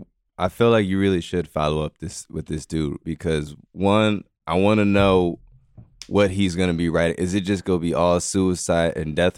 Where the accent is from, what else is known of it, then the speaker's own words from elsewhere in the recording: Detroit, Michigan, United States; Originally from Detroit.